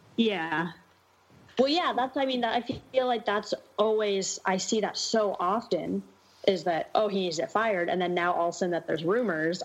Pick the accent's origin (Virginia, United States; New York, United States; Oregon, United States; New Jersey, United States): Oregon, United States; Portland; I was born and raised in Portland